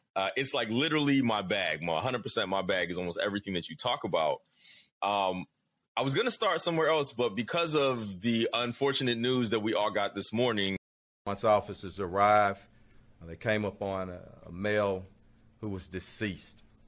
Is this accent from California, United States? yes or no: no; Atlanta, Georgia, United States; I'm from down south, you know, Atlanta's home for me.